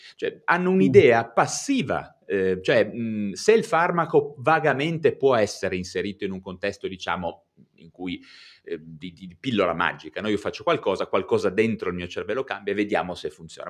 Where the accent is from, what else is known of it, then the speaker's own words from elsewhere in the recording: Genoa, Liguria, Italy; io sono di Genova